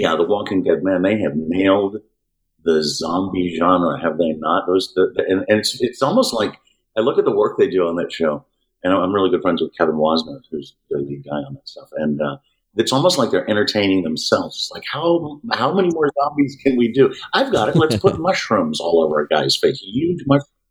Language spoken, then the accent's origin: English; Houston, Texas, United States; We grew up in Houston, surrounding area of Houston